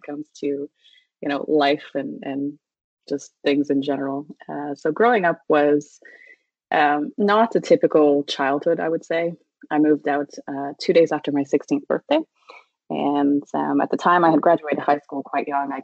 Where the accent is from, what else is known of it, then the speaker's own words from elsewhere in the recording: Prince Edward County, Ontario, Canada; I grew up in Prince Edward County, which back then was not as fancy as it is now